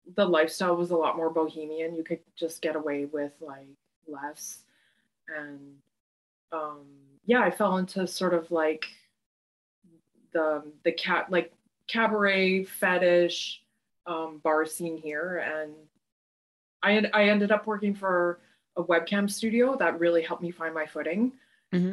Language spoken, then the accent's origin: English; Calgary, Alberta, Canada; also born or lived in Saskatoon, Saskatchewan / Rosetown, Saskatchewan / Stettler, Alberta; now in Montreal, Canada; I grew up um, in Calgary, like that. I consider that my hometown.